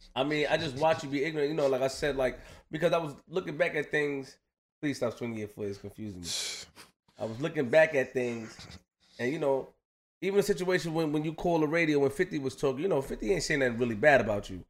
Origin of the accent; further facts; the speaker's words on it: New York City, New York, United States; I'm just from Queens